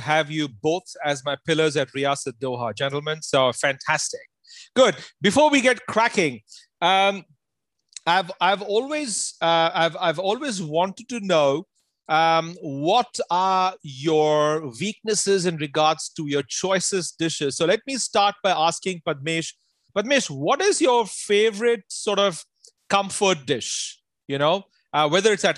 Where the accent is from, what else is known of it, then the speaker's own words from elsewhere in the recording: Amritsar, Punjab, India; moved away; my hometown in Amritsar